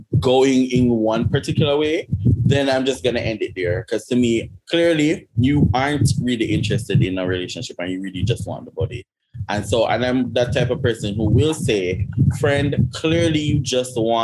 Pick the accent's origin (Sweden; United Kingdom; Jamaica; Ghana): Jamaica